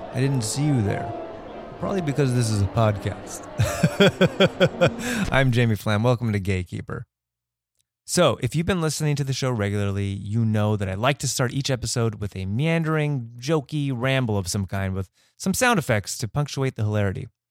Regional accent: Los Angeles, California, United States; we're both from the Valley

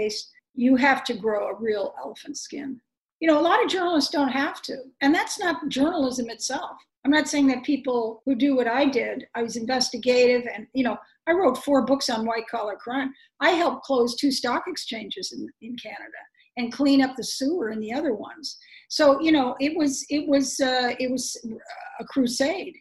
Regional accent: Chicago, Illinois, United States; moved away as an adult; I was born in Chicago

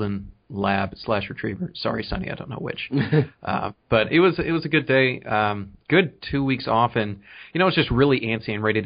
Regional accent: Allen, Texas, United States; now in Tyler, United States; I grew up in Allen

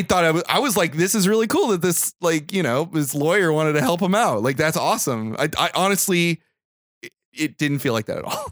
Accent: Bakersfield, California, United States; I grew up in Bakersfield

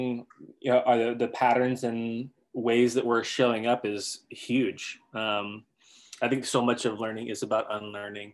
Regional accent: the South, United States; I was born in the South in the United States into a white conservative evangelical structure. And that's where I grew up.

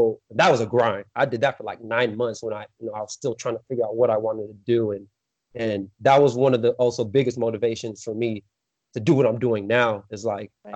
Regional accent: San Diego, California, United States; moved away as an adult; now in Dixon, United States; I'm from San Diego, California. You know, I live out here in NorCal.

